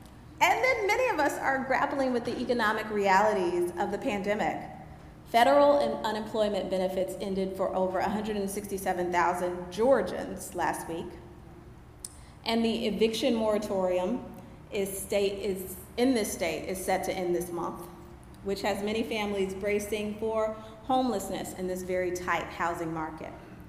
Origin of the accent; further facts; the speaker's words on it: Anchorage, Alaska, United States; I grew up on Elmendorf Air Force Base in Anchorage, Alaska, where July 4th was a big event.